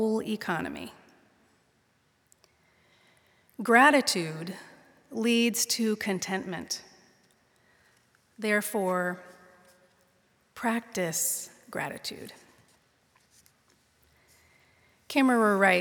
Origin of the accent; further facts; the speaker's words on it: Pittsburgh, Pennsylvania, United States; now in San Mateo, United States; Their house is where I was raised, in the Ingomar neighborhood of the North Hills of Pittsburgh, Pennsylvania